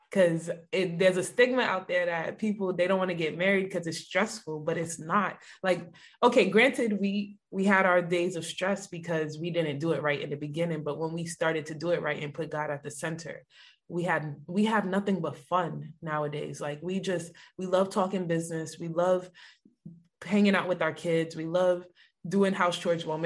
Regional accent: Mount Vernon, New York, United States; now in Raleigh, United States; I'm from Mount Vernon.

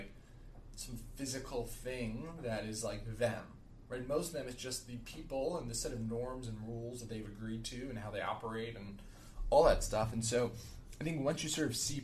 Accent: New Jersey, United States; I grew up in New Jersey

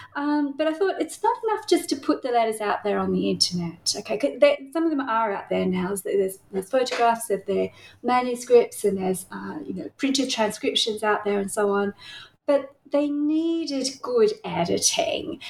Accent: Tasmania, Australia; accent: Australian; now in Melbourne, Australia; I grew up in Tasmania

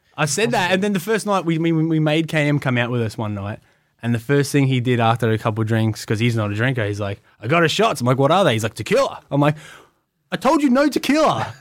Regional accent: Australia; I'm from Australia.

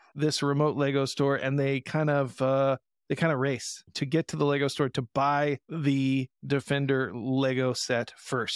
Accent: Indiana, United States; moved away; I'm from Indiana

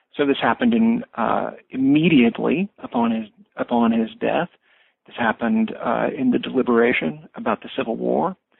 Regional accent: Springfield, Missouri, United States; I grew up in a small small city in uh, southwest Missouri in the Ozarks. I grew up in Springfield

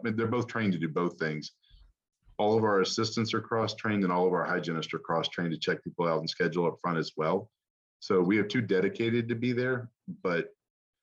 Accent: the South, United States; I'm from the South.

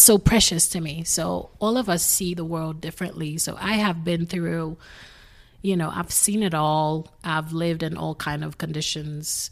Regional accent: Haiti; English is a second language; moved away; I am originally from Haiti, grew up there.

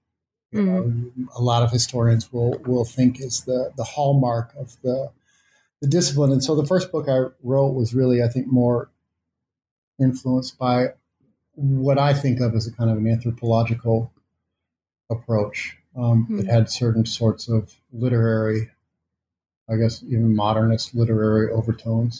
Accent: Missouri, United States; moved away; I am from Missouri

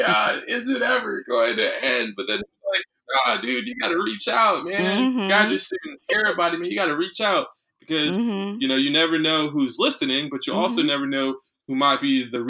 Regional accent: Palm Beach County, Florida, United States; I'm from Palm Beach County

